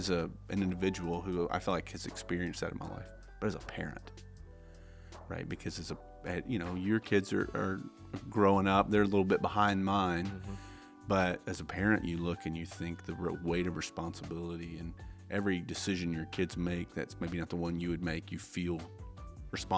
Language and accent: English; Tennessee, United States; also born or lived in Las Vegas, Nevada; my mom and I moved back to Tennessee, which is where I grew up